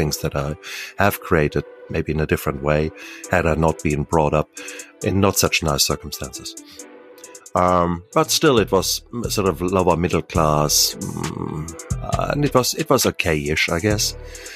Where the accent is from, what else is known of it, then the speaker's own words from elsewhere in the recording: Germany; So 1966, born in Germany, and born in the American sector of Germany.